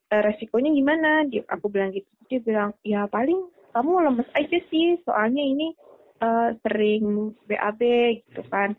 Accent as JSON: {"language": "Indonesian", "area": "Ngapak", "region": "Central Java", "country": "Indonesia", "accent": "Ngapak"}